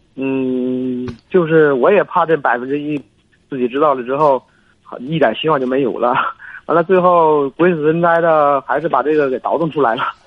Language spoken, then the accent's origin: Chinese; Hebei, China; 我是河北的。